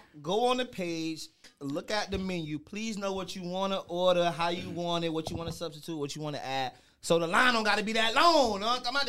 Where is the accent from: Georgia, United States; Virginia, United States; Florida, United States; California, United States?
Florida, United States; Richmond Heights; also born or lived in Bahamas; Growing up in Richmond Heights